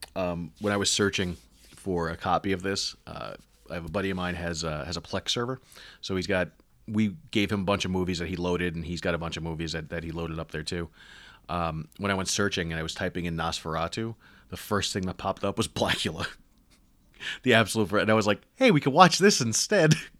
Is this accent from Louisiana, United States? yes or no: no; New York, United States; I was born in New York